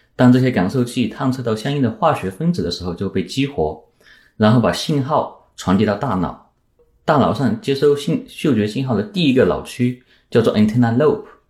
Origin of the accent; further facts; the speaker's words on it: Yunnan, China; also born or lived in Princeton, United States / Ithaca, United States; now in United States; 在我的家乡云南